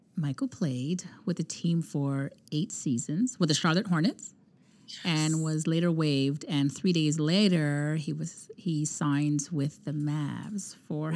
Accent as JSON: {"language": "English", "country": "Canada", "said": "we're from Canada"}